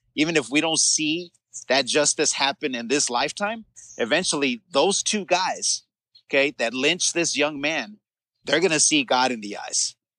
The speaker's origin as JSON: {"language": "English", "town": "Los Angeles", "region": "California", "country": "United States", "tie": "born or raised there", "said": "we grew up in the San Fernando Valley in rough neighborhoods"}